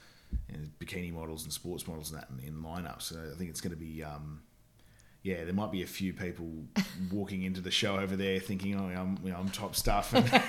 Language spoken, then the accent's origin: English; Oatley, New South Wales, Australia; now in Melbourne, Australia; Okay, I was born in Sydney.